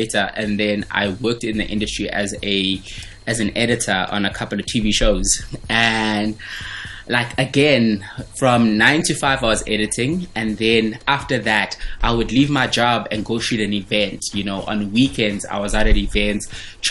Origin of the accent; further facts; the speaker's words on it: Venda, Limpopo, South Africa; now in Johannesburg, South Africa; my journey when I was growing up in Venda, coming to Johannesburg to visit my family in Soweto.